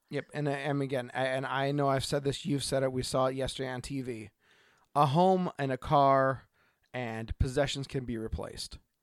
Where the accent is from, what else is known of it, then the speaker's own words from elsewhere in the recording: Oregon, United States; from Oregon.